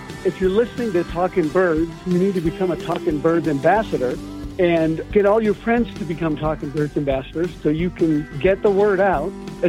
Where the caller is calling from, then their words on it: Center, Colorado, United States; I'm calling from Center, Colorado.